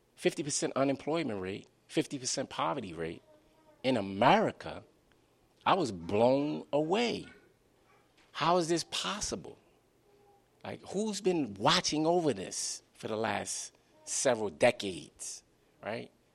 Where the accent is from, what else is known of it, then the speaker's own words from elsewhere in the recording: Baltimore, Maryland, United States; my own growing up in Baltimore.